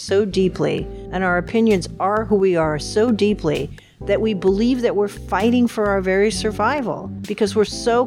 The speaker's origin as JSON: {"language": "English", "town": "Seattle", "region": "Washington", "country": "United States", "tie": "born or raised there", "also_born_or_lived": "Glendale, California / Concord, California", "moved": "as an adult", "lives_now": "Oregon, United States", "said": "when I was five, I moved to Seattle, where I was raised all the way through college"}